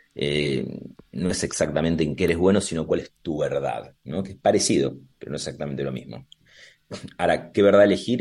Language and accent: Spanish; Argentina; now in Madrid, Spain; nosotros somos de café y de mesa